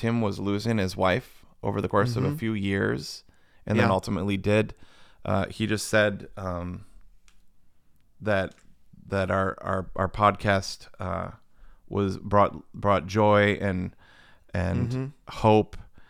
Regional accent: Florida, United States; I'm from Florida.

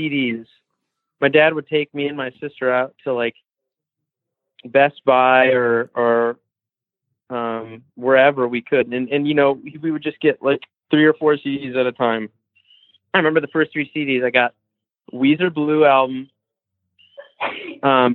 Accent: Royal Oak, Michigan, United States; born or raised there; moved away as an adult; also born or lived in Los Angeles, United States; now in Mexico

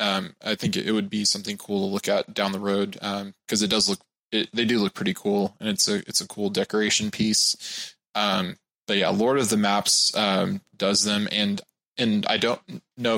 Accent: Texas, United States; I'm from Texas

